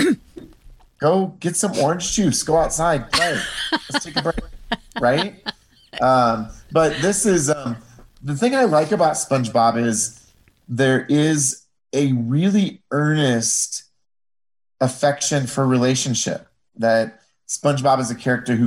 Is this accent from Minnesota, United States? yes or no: no; Iowa, United States; that's sort of where I grew up in Iowa in the 1970s and 80s.